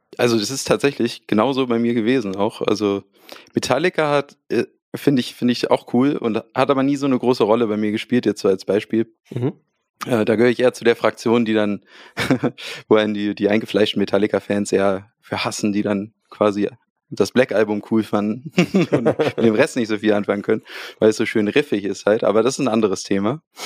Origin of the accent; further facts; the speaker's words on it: Hamburg, Germany; wir kommen aus Hamburg. Ähm, deswegen spreche ich es auch so aus, Hamburg.